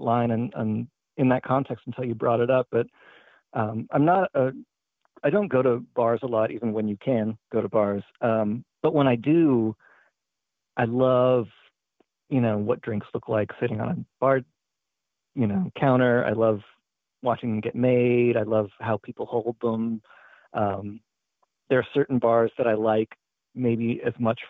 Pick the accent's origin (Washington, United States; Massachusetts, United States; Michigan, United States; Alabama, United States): Washington, United States; Tacoma; moved away; I grew up in Tacoma, Washington, up in the Puget Sound, and I haven't lived there for a really long time